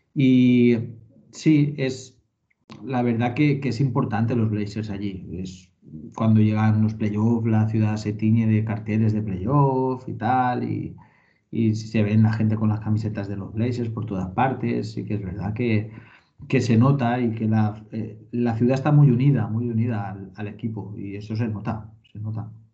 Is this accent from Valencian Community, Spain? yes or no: yes; Valencian Community, Spain; also born or lived in Portland; yo soy valenciano